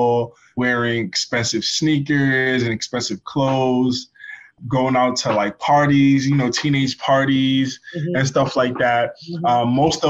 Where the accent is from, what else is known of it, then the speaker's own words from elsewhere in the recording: New York City, New York, United States; first language Malinke; also born or lived in Guinea / Connecticut; I grew up in the Bronx